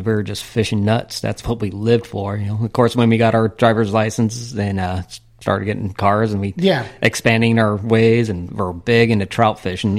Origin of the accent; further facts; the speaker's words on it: Chino, California, United States; I grew up in Chino.